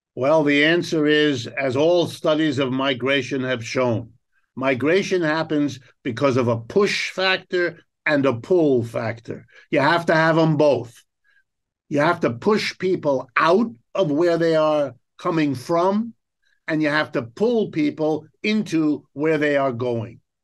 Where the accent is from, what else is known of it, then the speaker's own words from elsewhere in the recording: United States; first language German; English is a second language; My, my first language is German, my second language is French. English is my third language, even though I was born and raised in the United States